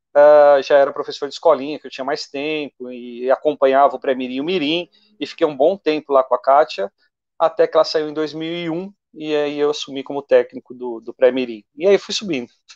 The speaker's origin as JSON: {"language": "Portuguese", "town": "São Caetano do Sul", "region": "São Paulo", "country": "Brazil", "tie": "born or raised there", "also_born_or_lived": "São Bernardo do Campo", "said": "nasci em São Bernardo, mas sempre moro em São Caetano"}